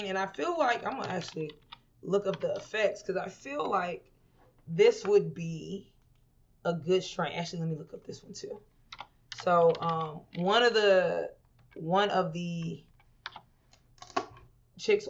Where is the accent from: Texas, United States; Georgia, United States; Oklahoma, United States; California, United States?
Texas, United States; Houston; now in Los Angeles, United States; I'm from Houston, where everybody got a gun